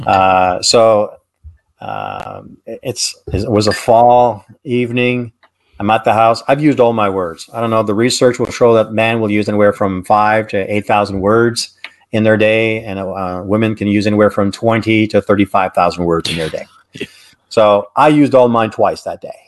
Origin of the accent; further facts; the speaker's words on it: Canada; I'm Canadian